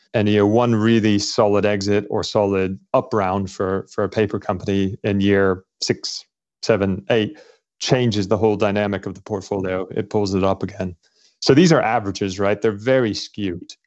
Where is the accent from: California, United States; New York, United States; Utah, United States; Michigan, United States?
California, United States; Los Angeles; moved away as an adult; also born or lived in Scotland / London, United Kingdom / Cambridge, United Kingdom; now in United Kingdom; I grew up in Los Angeles